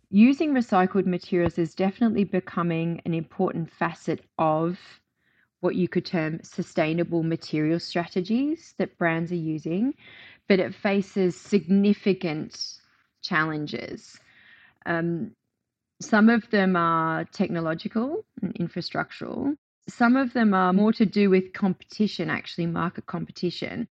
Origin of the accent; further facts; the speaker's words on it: Australia; moved away as an adult; now in United Kingdom; I moved from my home country of Australia to the U K